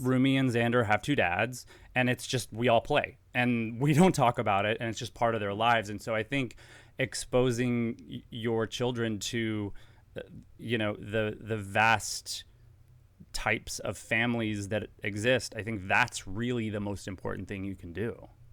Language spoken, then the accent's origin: English; Dallas, Texas, United States; moved away as an adult; also born or lived in Los Angeles / New York; I'm from Dallas, um, born in Dallas